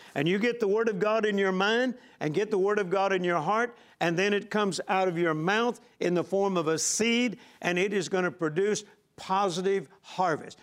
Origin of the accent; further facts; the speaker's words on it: Vicksburg, Mississippi, United States; I was born in Vicksburg, Mississippi, on a farm, the same farm that my dad grew up on.